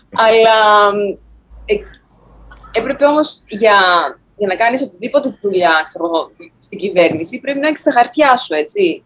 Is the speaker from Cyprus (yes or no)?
no; Thessaloniki, Central Macedonia, Greece; moved away as an adult; now in New York, United States; μεγάλωσα, γεννήθηκα, μεγάλωσα στην πανέμορφη Θεσσαλονίκη.